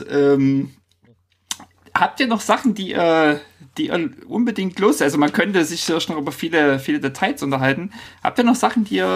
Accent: East Germany, Germany; now in Norway; Ich komme ja nun aus dem Osten und überlege so, Mensch, ähm, und wohne in Norwegen

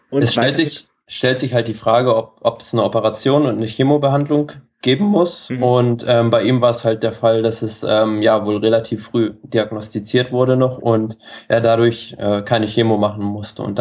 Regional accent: Germany; Ich komme ursprünglich aus dem Norden, ganz in der Nähe von Hamburg.

